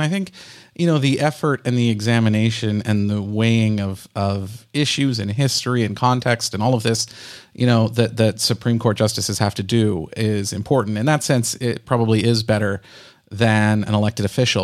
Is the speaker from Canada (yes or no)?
yes; Canada; I'm a Canadian